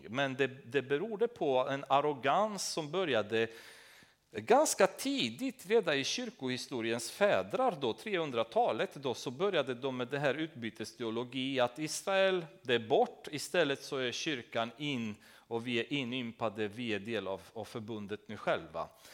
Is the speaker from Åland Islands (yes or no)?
no; Romania; Swedish is a second language; moved away as an adult; now in Sweden